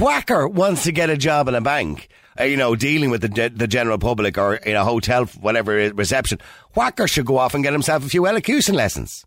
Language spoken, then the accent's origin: English; Dublin, Leinster, Ireland; accent: Dublin; I'm from Dublin.